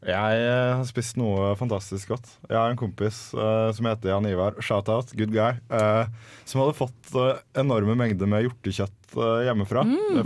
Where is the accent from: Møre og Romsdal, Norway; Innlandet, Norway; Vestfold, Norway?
Vestfold, Norway; Larvik; hjemme i Larvik nå, når mutter'n ser det og lager meg en matpakke